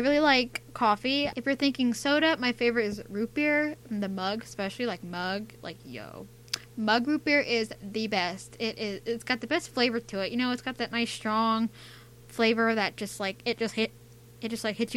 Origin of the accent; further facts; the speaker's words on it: United States; accent: American; I'm from America. I think you can tell by my accent that I'm American.